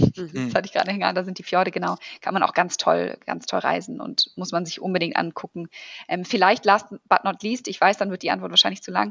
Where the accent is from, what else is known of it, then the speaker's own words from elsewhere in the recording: Germany; also born or lived in Wellington, New Zealand; als Deutsche